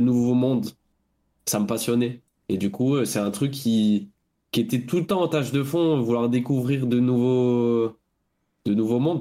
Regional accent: Bordeaux, Nouvelle-Aquitaine, France; j'ai 28 ans, je viens de Bordeaux

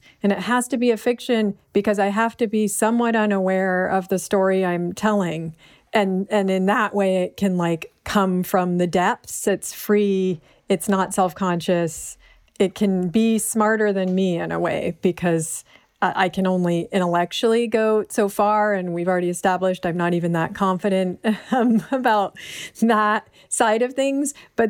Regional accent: Berkeley, California, United States; that is partly the privilege of like growing up in Berkeley and like the heart of outsiderness

